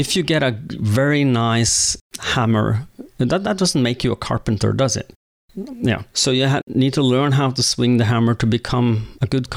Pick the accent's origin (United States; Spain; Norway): Norway; Oslo; also born or lived in Jessheim; I was born and raised in Oslo